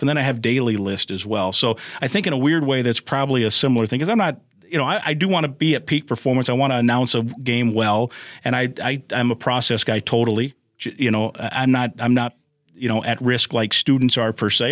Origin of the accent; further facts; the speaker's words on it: Iowa, United States; I grew up in Iowa